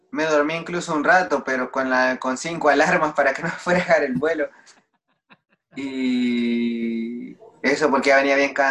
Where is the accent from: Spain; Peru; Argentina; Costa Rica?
Spain; Oviedo, Asturias; moved away as an adult; now in Mexico; No, salí de España para México, pero yo salí de Oviedo a Madrid